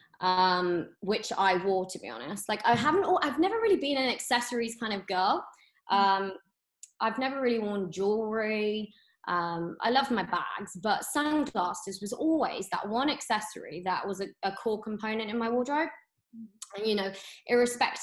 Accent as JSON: {"language": "English", "town": "Birmingham", "region": "West Midlands", "country": "United Kingdom", "tie": "born or raised there", "also_born_or_lived": "London", "said": "I grew up in Birmingham."}